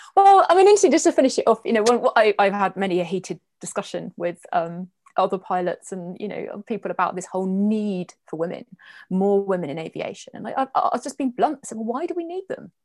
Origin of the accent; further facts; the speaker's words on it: Guernsey; I was born in Guernsey, born and bred